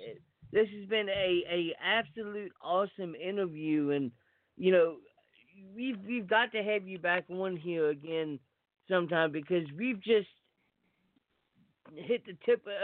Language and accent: English; West Virginia, United States; I am from West Virginia.